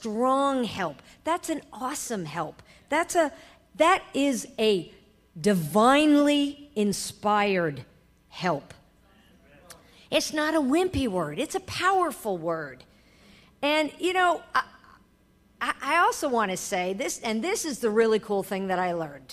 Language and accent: English; New York, United States; I am a New Yorker. I was raised in a family of lawyers and judges.